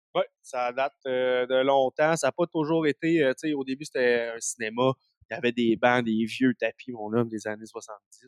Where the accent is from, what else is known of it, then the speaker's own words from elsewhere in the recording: Abitibi, Quebec, Canada; now in Montreal, Canada; je viens d'Abitibi